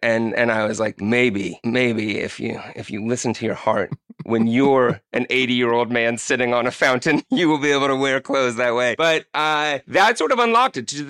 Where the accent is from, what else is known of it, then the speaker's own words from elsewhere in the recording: Bay Area, California, United States; Growing up in California in the Bay Area